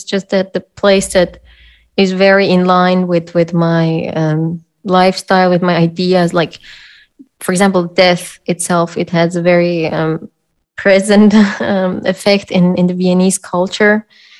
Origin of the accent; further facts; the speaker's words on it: Iran; now in Austria; No, I'm from